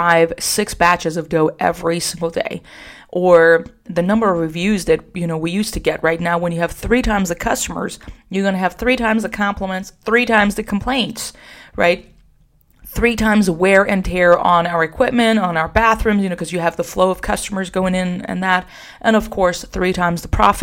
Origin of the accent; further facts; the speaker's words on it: Iran; also born or lived in Socorro, New Mexico; now in San Antonio, United States; I am Iranian, so we just love having people over all the time